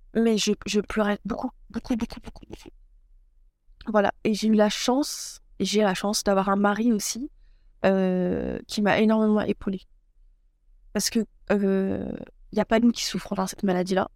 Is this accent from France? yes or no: yes; Troyes, Grand Est, France; also born or lived in Aix-Marseille / Loire; Je suis native euh, de Troyes, donc dans l'Aube, dans le 10